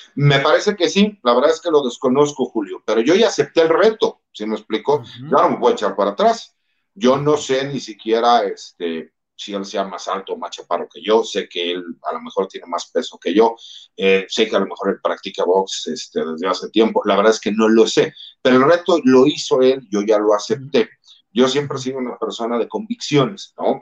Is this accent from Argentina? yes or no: no; Mexico; como mexicanos, más del ambiente en donde yo vengo